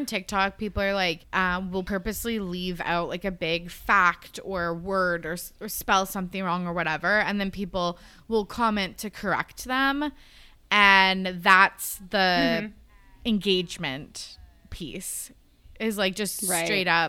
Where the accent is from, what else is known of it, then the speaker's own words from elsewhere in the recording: Canada; As a Canadian, like